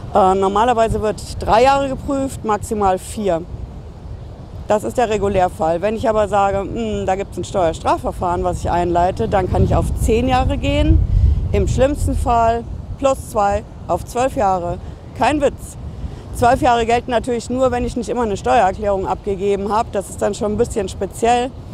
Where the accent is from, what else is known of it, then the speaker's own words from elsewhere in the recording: Hesse, Germany; bei uns in Hessen